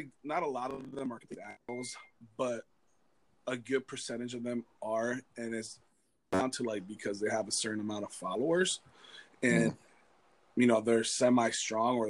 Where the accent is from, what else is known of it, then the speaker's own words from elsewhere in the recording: Florida, United States; also born or lived in Cuba; now in California, United States; I'm from Florida